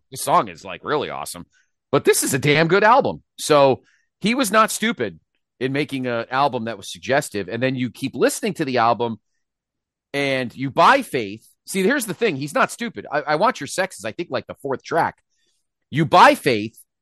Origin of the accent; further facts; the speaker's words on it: Milford, Connecticut, United States; my mall that I, that I grew up near in Milford, Connecticut